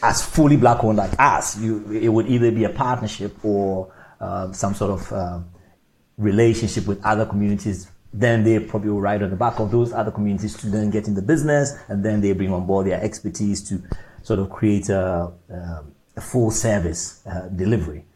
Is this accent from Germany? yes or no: no; Ghana; moved away as an adult; also born or lived in Orpington, London, United Kingdom; now in London, United Kingdom; growing up in Ghana, moving into the UK at a um, younger age, 18, and then living in the UK